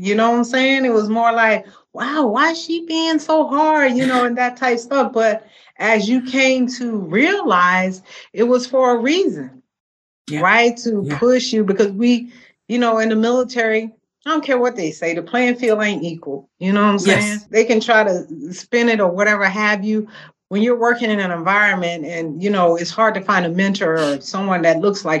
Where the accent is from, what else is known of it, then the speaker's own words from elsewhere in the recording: Georgia, United States; also born or lived in California; You know, I was born and raised in Georgia, but at the, you know, my stepfather was in the Army. So we relocated to California, similar to yourself.